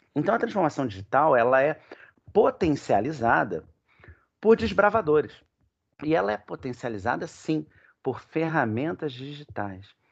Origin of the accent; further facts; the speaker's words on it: Rio de Janeiro, Brazil; um café lá na minha terra, lá no Leblon